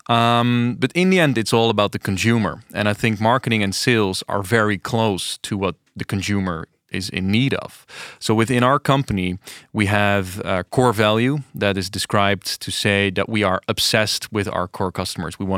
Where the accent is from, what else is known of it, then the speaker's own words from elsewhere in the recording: Delft, South Holland, Netherlands; English is a second language; I am from Delft.